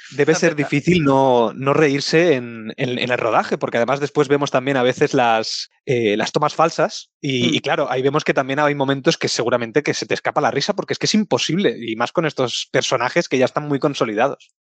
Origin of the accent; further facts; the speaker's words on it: Barcelona, Catalonia, Spain; nosotros somos de Barcelona